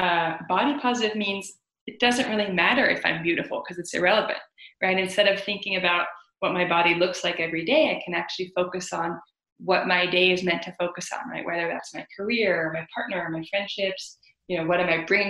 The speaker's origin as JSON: {"language": "English", "country": "Netherlands", "tie": "born or raised there", "moved": "yes", "said": "I grew up in the Netherlands"}